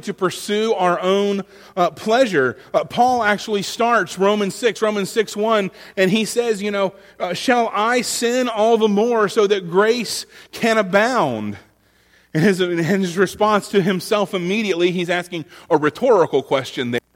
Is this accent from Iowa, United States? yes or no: no; Florida, United States; now in North Carolina, United States; my home state